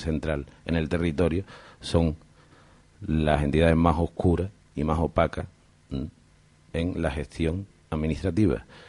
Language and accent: Spanish; Andalusia, Spain; now in Canary Islands, Spain; un grupo andaluz de donde soy